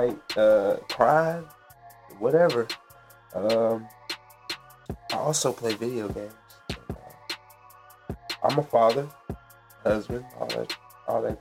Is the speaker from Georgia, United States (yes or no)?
yes; Marietta, Georgia, United States; also born or lived in Fort Gordon, Richmond County, Georgia; I grew up in Marietta, man. That's where I'm from.